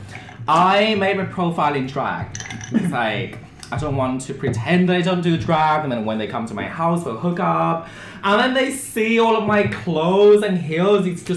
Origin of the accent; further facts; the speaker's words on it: Vietnam; moved away as an adult; now in Japan; I'm not Japanese. I'm from Vietnam.